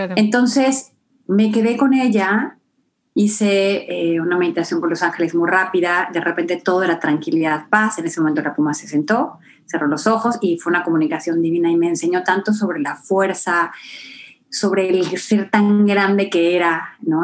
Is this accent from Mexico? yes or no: yes; Acapulco, Guerrero, Mexico; yo vengo de Acapulco, ¿no? En México